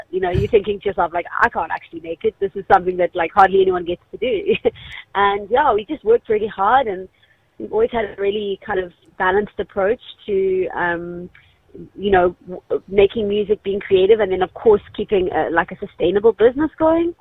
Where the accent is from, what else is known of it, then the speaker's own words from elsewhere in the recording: Cape Town, Western Cape, South Africa; we're from Cape Town